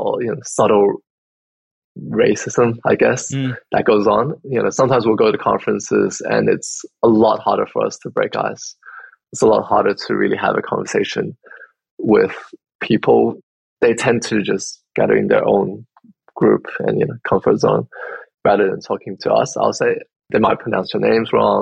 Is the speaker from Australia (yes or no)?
yes; Australia; I was born here.